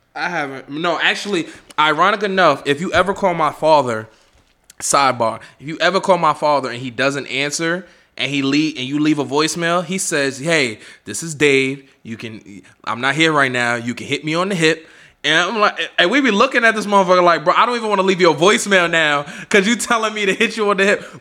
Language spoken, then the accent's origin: English; New York City, New York, United States; I'm from Harlem